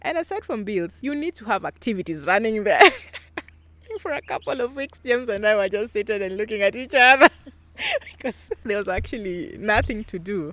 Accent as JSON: {"language": "English", "town": "Kisumu", "region": "Kisumu County", "country": "Kenya", "tie": "born or raised there", "also_born_or_lived": "Nyeri", "said": "I'm from Kisumu and I grew up, I've basically grown up in Kisumu. I was not born here, but um, I was born in Nyeri"}